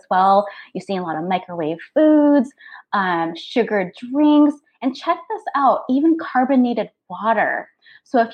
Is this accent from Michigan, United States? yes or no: no; North Dakota, United States; I grew up calling it in North Dakota.